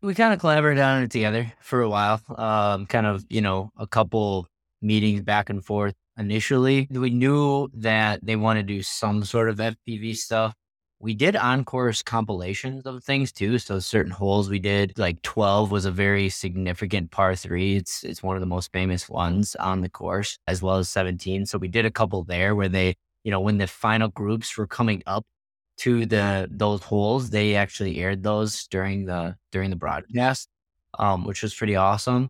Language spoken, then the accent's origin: English; Wisconsin, United States; I'm from Wisconsin